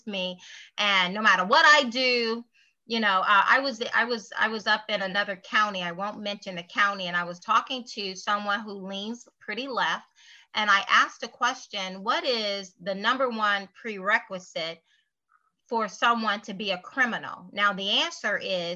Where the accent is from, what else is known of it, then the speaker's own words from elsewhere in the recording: United States; I'm an American